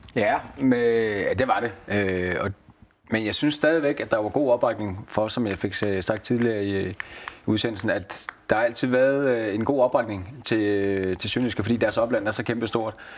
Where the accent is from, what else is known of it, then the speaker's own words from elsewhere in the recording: Næstved, Zealand, Denmark; moved away as an adult; also born or lived in Haderslev; jamen jeg er jo fra Næstved, men jeg er jo københavner i, i de jyske øjne